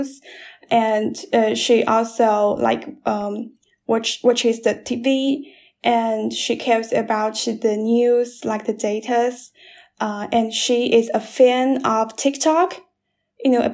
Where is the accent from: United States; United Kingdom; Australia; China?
China; Chizhou, Anhui; English is a second language; moved away as an adult; also born or lived in Nanjing; I'm at my hometown. It's a small city in Anhui. It's called Chizhou